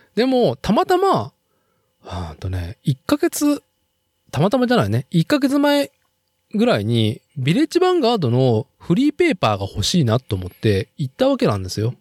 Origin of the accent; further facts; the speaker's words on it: Nagoya, Aichi, Japan; 僕がその名古屋生まれ名古屋育ちで